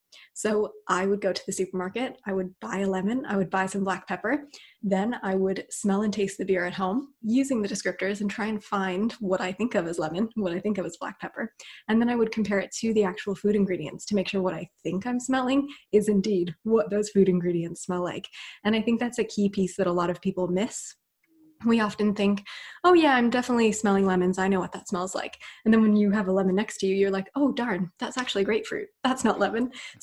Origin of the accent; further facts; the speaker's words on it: United States; now in United Kingdom; The other thing as well, growing up in the States and then moving to the UK, which is where I'm based now